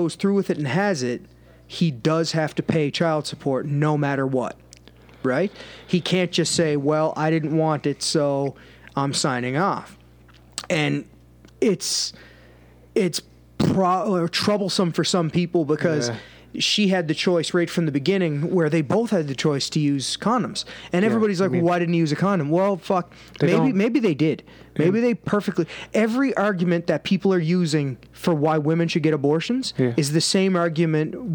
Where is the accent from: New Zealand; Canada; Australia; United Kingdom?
Canada; I'm from Canada